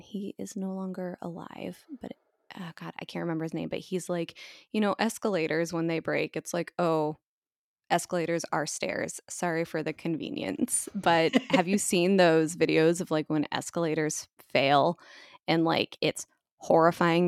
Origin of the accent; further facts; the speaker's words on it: United States; being an American